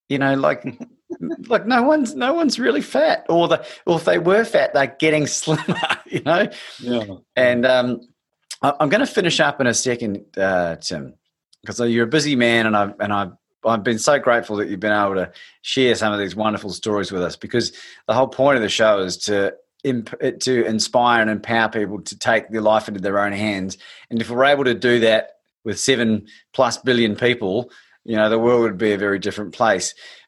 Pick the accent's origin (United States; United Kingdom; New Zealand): New Zealand; I'm a New Zealander and I will always support New Zealand in sport.